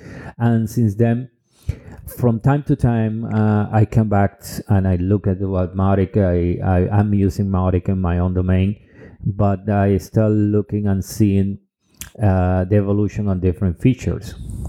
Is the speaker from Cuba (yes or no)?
yes; Cuba; English is a second language; also born or lived in Dominican Republic; now in Europe; I'm original from Cuba and Dominican Republic, but I have been living in Europe for several years, almost a decade.